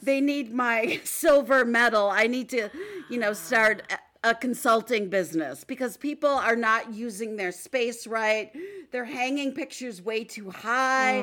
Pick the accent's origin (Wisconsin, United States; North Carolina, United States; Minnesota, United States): Wisconsin, United States; Stevens Point; winter days growing up in Stevens Point, tobogganing at Iverson Park